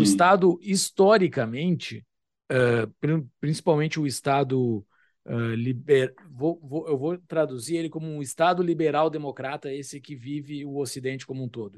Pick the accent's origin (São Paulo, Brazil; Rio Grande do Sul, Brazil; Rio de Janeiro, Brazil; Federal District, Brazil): Rio Grande do Sul, Brazil; Mostardas; na minha cidade natal, Mostardas, no litoral do Rio Grande do Sul, me lembro na minha infância